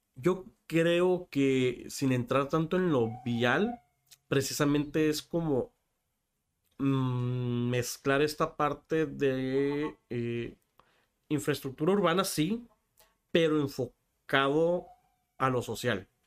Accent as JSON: {"language": "Spanish", "town": "Tijuana", "region": "Baja California", "country": "Mexico", "tie": "born or raised there", "said": "Nací aquí en Tijuana"}